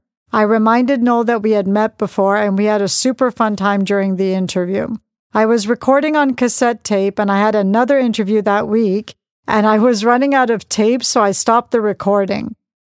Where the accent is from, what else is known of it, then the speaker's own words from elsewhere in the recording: Manchester, North West England, United Kingdom; But the culture I was brought up on in Manchester was about drugs and gangs.